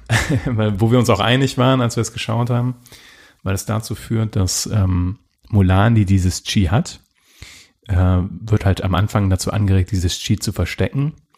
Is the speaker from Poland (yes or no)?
no; Germany; als Deutscher